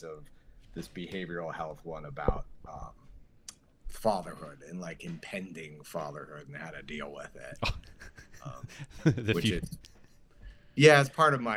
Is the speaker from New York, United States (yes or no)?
yes; Long Island, New York, United States; I'm from Long Island